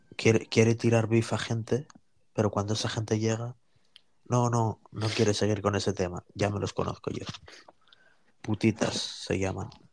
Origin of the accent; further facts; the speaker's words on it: Bilbao, Basque Country, Spain; soy, indepe, País Vasco, Bilbao, Euskadi, una parte de España.